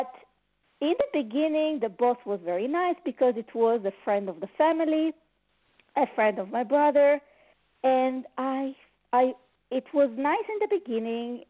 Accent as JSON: {"language": "English", "town": "Montreal", "region": "Quebec", "country": "Canada", "said": "I'm from Montreal, Canada"}